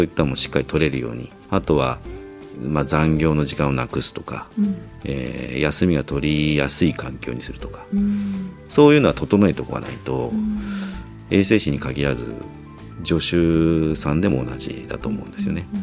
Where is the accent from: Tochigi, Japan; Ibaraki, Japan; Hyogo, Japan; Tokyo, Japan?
Tokyo, Japan; also born or lived in Chiba; 東京生まれ、東京育ち